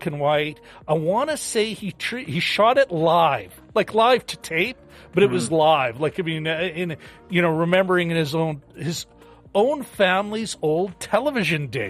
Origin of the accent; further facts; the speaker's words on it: Canada; as a Canadian